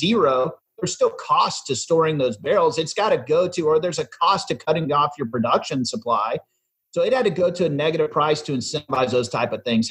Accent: Dallas, Texas, United States; my hometown is Dallas, Texas, born and raised here.

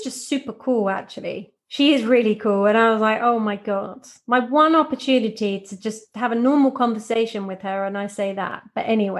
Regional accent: Norwich, East of England, United Kingdom; now in London, United Kingdom; I was born in London and then we moved to a place called Norwich, which is about 2 hours out because my parents didn't want to bring me up in London

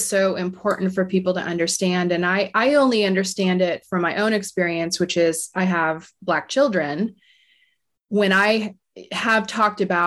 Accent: Florida, United States; I grew up in Florida

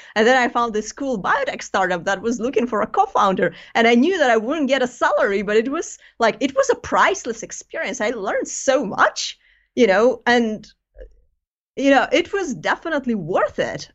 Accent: Greece; moved away as an adult; now in United Kingdom; I'm, I'm originally from Greece

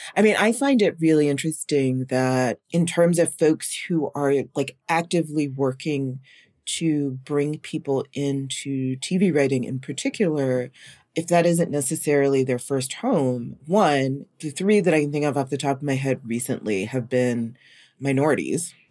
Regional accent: North Carolina, United States; I grew up in North Carolina

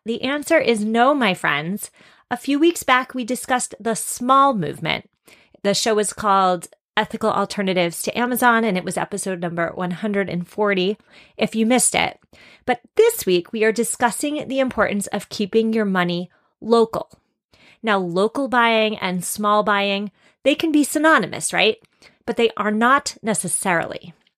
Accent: Massachusetts, United States; my home state of Massachusetts

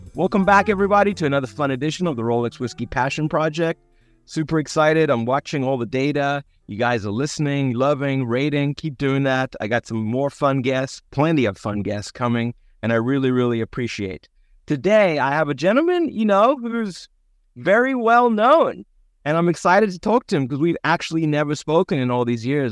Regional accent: South Africa; growing up in South Africa

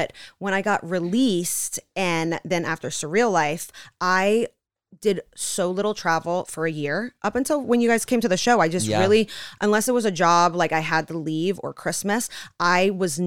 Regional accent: Gainesville, Florida, United States; I was born in Gainesville, Florida

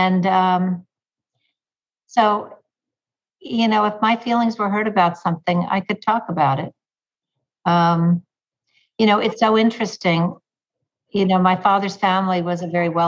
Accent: Texas, United States; moved away as an adult; now in New York, United States; I grew up in Texas

